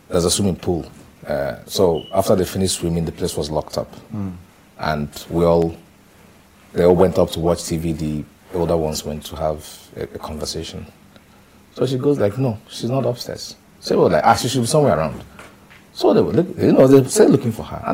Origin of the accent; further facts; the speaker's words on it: Achi, Enugu State, Nigeria; moved away; I'm from Achi, Ijiriva, local government of Enugu State